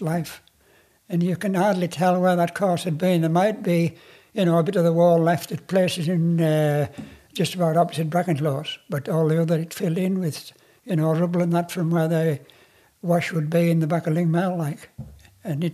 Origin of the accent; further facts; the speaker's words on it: Wasdale, North West England, United Kingdom; I was brought up in Wasled